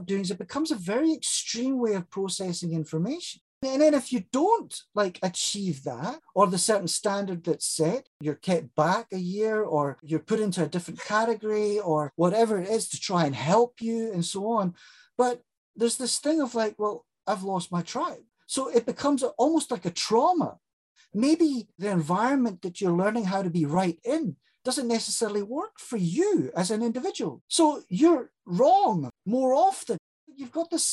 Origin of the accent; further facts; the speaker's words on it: South Africa; I grew up in South Africa during a period of time where it was called